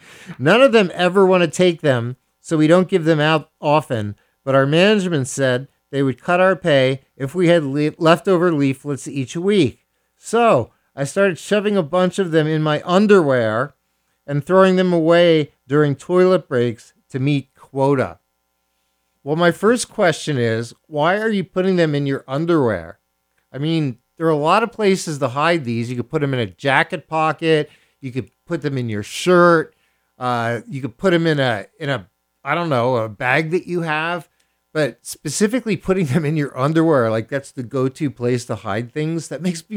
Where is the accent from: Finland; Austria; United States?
United States; Philadelphia, Pennsylvania; I hail from Philadelphia, Pennsylvania, home of the city of brotherly love